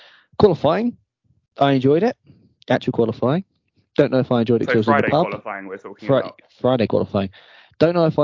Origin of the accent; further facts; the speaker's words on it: England, United Kingdom; I'm not American and proud to be English.